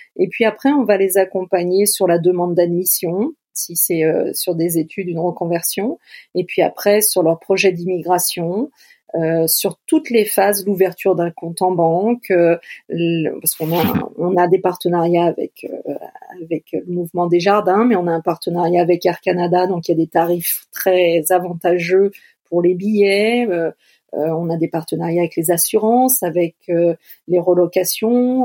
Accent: France; chez nous en France

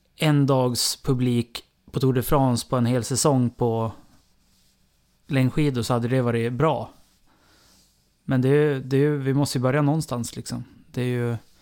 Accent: Sweden; jag kan ju bara se på mig som svensk

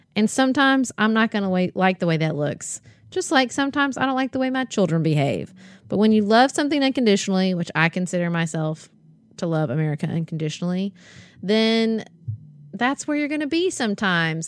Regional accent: Paducah, Kentucky, United States; my family, Paducah, the community I have there, um, my church, and being an American and, and also being a Kentuckian

